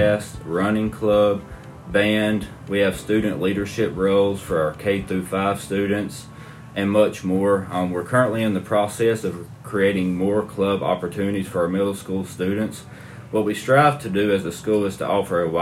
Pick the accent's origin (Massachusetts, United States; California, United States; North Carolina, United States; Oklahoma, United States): North Carolina, United States; Goldston community; I grew up in the Gulfston community, and I actually went to Bonley as a student